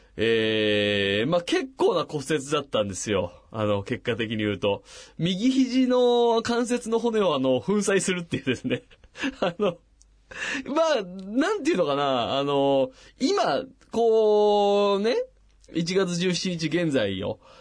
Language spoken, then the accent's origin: Japanese; Machida, Tokyo, Japan; 僕もあのサッカーの町、町田で育ってますから